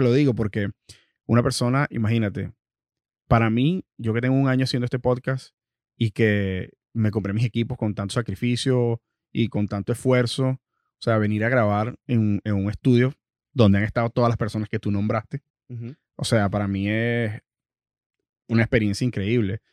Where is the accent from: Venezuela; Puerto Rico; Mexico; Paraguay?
Venezuela; moved away; personas venezolanas que vienen del mismo sitio donde, de donde vengo yo